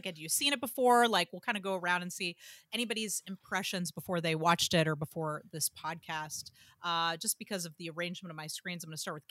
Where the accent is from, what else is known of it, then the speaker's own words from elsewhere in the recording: Atlanta, Georgia, United States; I love my hometown